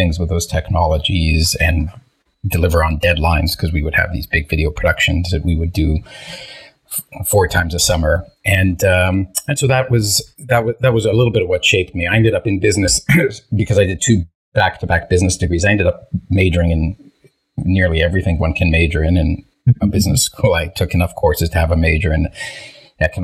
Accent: Toronto, Ontario, Canada; first language Hebrew; English is a second language; also born or lived in Israel; I grew up in the Toronto area

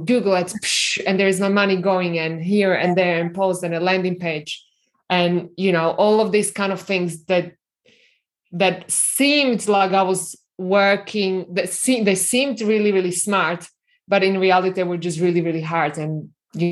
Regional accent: Slovakia; English is a second language; moved away as an adult; now in Australia; I was born in Slovakia

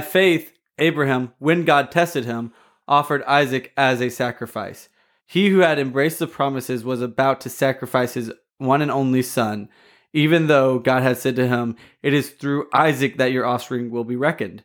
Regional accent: United States; I oftentimes over overemphasize myself as an American.

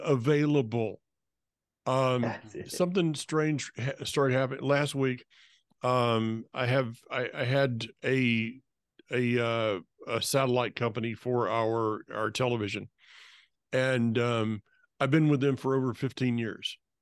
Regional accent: North Florida, United States; moved away; I'm from North Florida

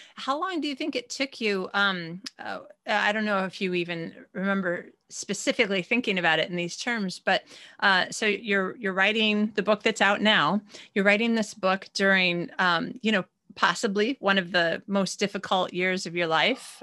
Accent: United States; moved away as an adult; now in Sweden; I'm American, but I'm living in Sweden.

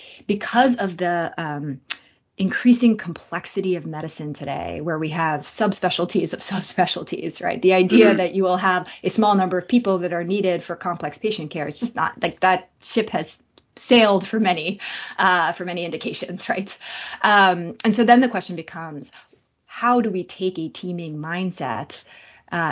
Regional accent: Boston, Massachusetts, United States; I am from Boston

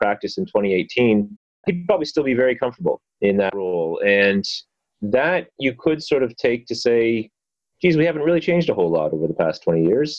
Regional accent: London, Ontario, Canada; my hometown here in London, Ontario

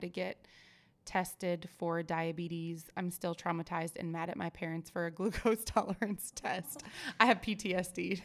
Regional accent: Oregon, United States; moved away; I'm originally from Oregon

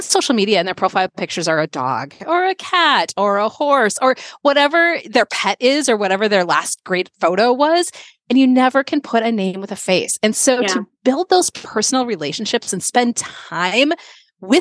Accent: Minnesota, United States; moved away as an adult; also born or lived in Connecticut; 2011, I moved from the East Coast to Minnesota, where I grew up

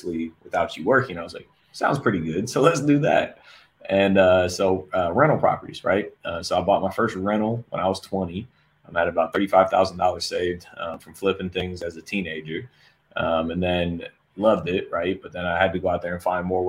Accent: Columbus, Ohio, United States; moved away as an adult; now in Fort Lauderdale, United States; born and raised in Columbus, Ohio

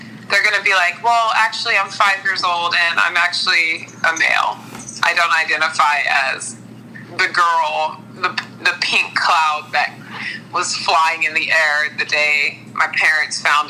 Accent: near San Bernardino Mountains, California, United States; I grew up near San Bernardino Mountains, and there was a fire there every year of my childhood

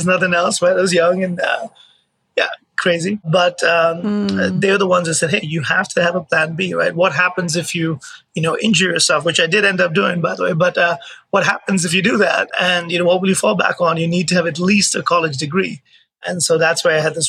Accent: Mumbai, Maharashtra, India; moved away as an adult; now in United States; I was born in India, in Mumbai, and I played college tennis. I played tennis my childhood

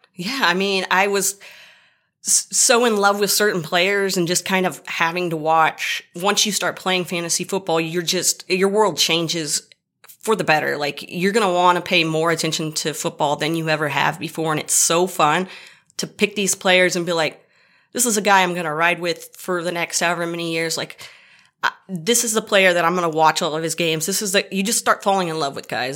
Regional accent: Dallas, Texas, United States; I'm from the Dallas area

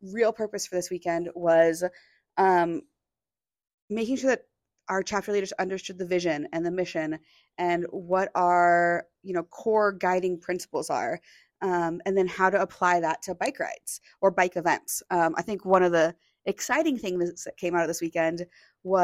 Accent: Seattle, Washington, United States; now in Bentonville, United States; I'm from Seattle. I'm used to riding bikes in the rain

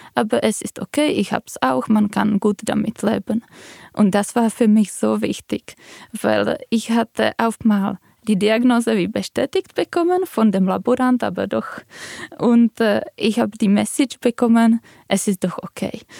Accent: Czechia; moved away; Ich komme aus Tschechien

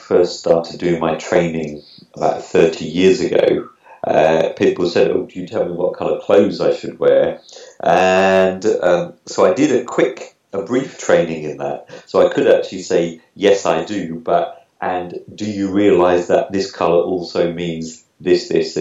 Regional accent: Norwich, East of England, United Kingdom; accent: UK; moved away; also born or lived in Lisbon; I'm originally from Norwich, though, but at the moment I'm in Lisbon

